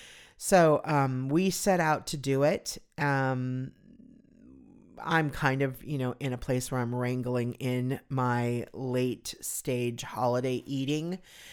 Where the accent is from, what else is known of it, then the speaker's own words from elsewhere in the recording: California, United States; It was an outdoor shopping mall that I grew up near in Southern California.